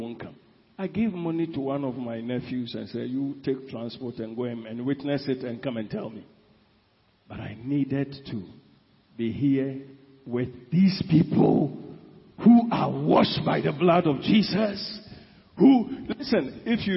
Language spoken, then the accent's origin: English; Ashanti, Ghana; I come from Ashanti region